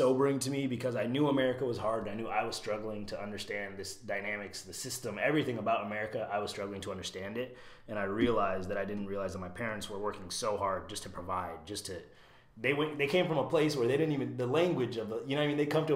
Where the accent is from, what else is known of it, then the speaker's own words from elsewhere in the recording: Iowa City, Iowa, United States; also born or lived in Virginia; raised in Iowa.